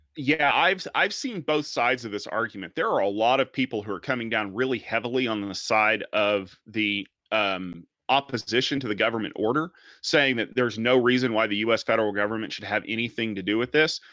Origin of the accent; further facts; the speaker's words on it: Norman, Oklahoma, United States; my hometown here in Norman, Oklahoma.